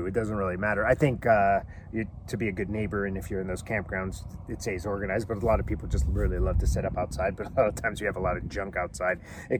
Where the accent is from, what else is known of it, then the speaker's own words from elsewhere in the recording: Southern California, United States; we grew up in Southern California.